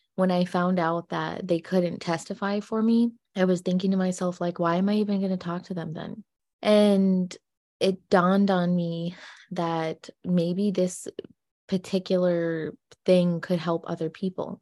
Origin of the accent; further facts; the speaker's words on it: United States; we're only American gypsies